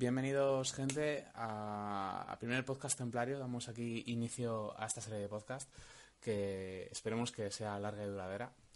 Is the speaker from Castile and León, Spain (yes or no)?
yes; Valladolid, Castile and León, Spain; soy de Valladolid.